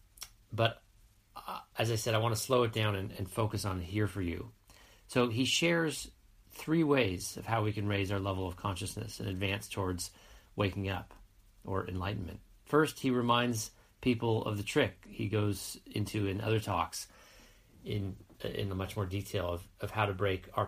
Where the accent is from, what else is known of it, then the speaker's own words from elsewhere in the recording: United States; accent: American; my American accent